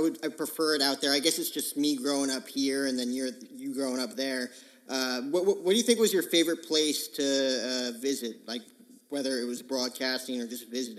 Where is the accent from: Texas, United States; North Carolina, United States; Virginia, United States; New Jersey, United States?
New Jersey, United States; moved away as an adult; now in Phoenix, United States; me growing up in Jersey, I got family in Boston, New York, D.C. I go to school in Phoenix at Grand Canyon University.